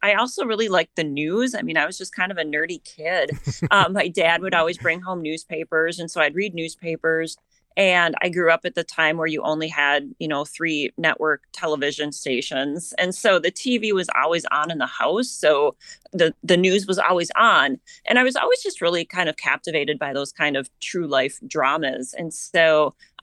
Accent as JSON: {"language": "English", "region": "southern Minnesota", "country": "United States", "tie": "born or raised there", "said": "I grew up in southern Minnesota, so my hometown is about 30 miles away, so I have always lived here"}